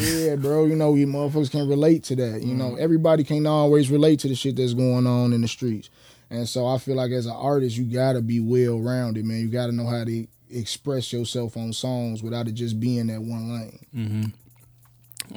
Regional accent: Chicago, Illinois, United States; we from Chicago

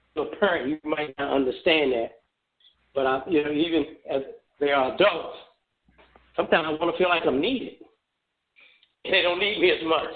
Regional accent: Baltimore, Maryland, United States; moved away as an adult; also born or lived in Memphis, Tennessee; now in Phoenix, United States; that is my home city

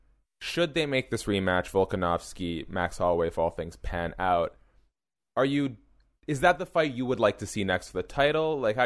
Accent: Montreal, Quebec, Canada; born there; I was born in Montreal, Quebec, Canada.

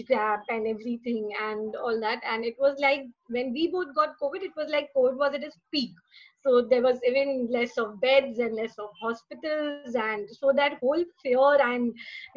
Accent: Mumbai, Maharashtra, India; I'm from Mumbai, and I work in a travel agency

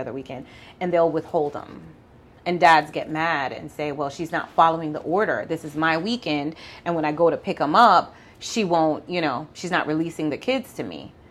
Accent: Mandeville, Manchester, Jamaica; also born or lived in Kingston, Jamaica; now in Houston, United States; I was born in Kingston and raised in Mandeville

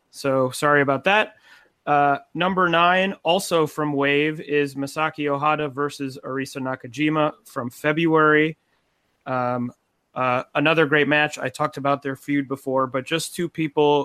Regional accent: Cleveland, Ohio, United States; I'm from Cleveland, so I grew up watching Gargano

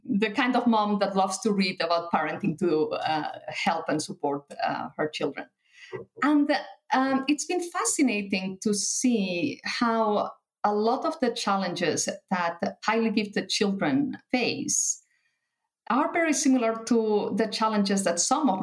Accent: Barcelona, Catalonia, Spain; first language Catalan and Spanish; English is a second language; moved away as an adult; also born or lived in Paris; now in Luxembourg; So I was born and raised in Barcelona in Spain. So I grew up bilingual, Catalan and Spanish

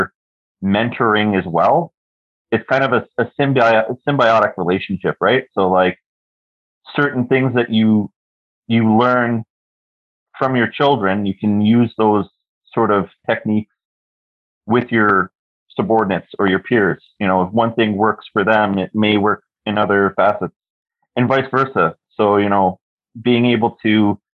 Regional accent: Toronto, Ontario, Canada; moved away as an adult; now in Kingston, Canada; I'm currently living in Kingston, Ontario. Born and raised in Toronto

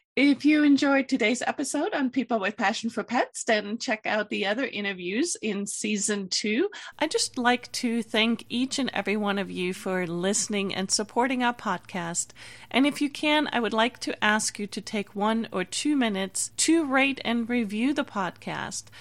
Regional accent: Germany; moved away; I'm from Germany originally

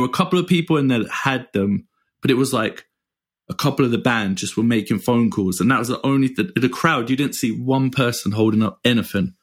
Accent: England, United Kingdom; moved away; being English

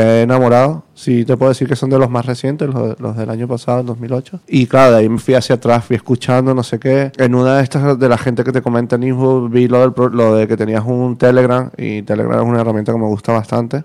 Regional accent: Venezuela; moved away as an adult; also born or lived in Basque Country; now in Madrid, Spain; soy de Venezuela.

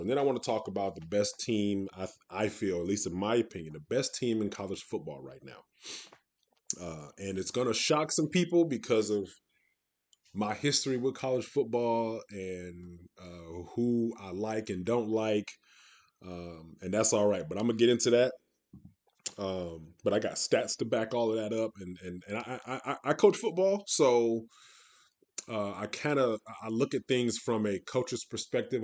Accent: Detroit, Michigan, United States; moved away as an adult; also born or lived in West Coast; I'm born and raised, um, from Detroit, um, and then moved out to the West Coast over twenty years ago

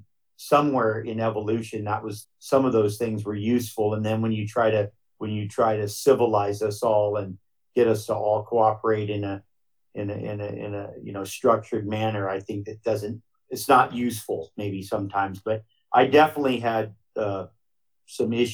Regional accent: Hawaii, United States; growing up in Hawaii

